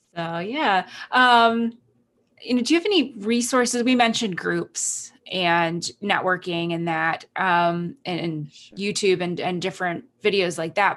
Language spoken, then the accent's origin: English; Canada; moved away; I'm Canadian citizen, and I went to Canada um, for my sister's wedding.